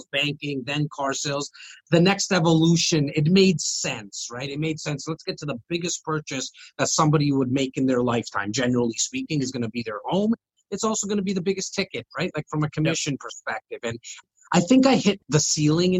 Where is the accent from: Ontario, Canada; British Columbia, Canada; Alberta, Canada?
Ontario, Canada; Toronto; I'm born and raised here